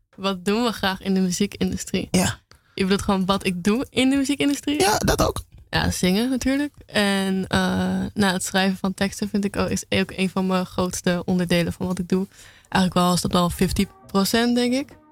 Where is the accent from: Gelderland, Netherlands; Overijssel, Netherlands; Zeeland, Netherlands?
Gelderland, Netherlands; Apeldoorn; now in Amsterdam, Netherlands; officieel kom ik uit Apeldoorn